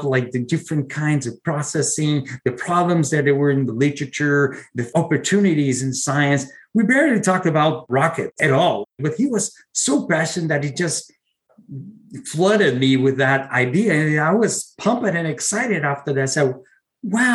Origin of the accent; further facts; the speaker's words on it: Brazil; moved away as an adult; now in United States; I'm originally from Brazil.